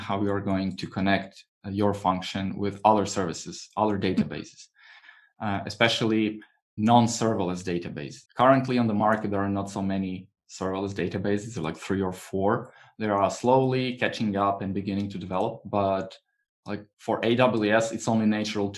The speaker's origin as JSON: {"language": "English", "country": "Croatia", "said": "I was renting sun protective umbrellas, you know, on the beach, because I'm from Croatia"}